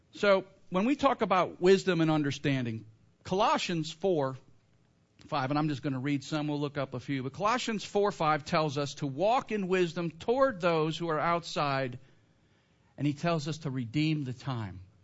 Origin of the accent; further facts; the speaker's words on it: Northern Illinois, United States; I grew up in Northern Illinois, Blackhawks fan, when I was a kid